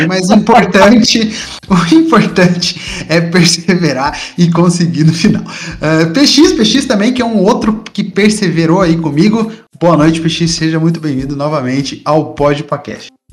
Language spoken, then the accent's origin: Portuguese; Tatuí, São Paulo, Brazil; moved away as an adult; now in Sorocaba, Brazil; eu sou de Tatuí, interior de São Paulo, vim para Sorocaba, morar no interior também de São Paulo